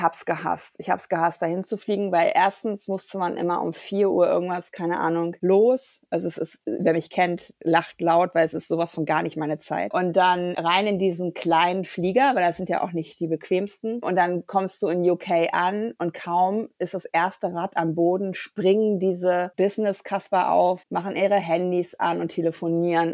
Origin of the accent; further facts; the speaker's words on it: Germany; als Deutsche